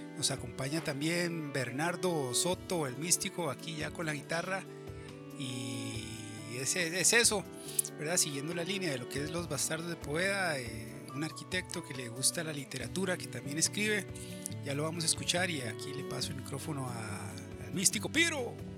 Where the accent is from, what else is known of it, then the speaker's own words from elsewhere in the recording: San José, Costa Rica; en Chepe y que es de donde yo soy